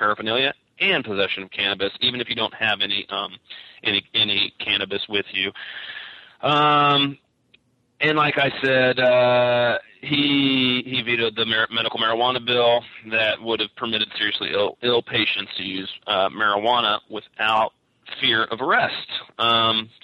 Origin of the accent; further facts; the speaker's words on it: Kentucky, United States; moved away as an adult; now in Humboldt County, United States; the state of Kentucky, my home state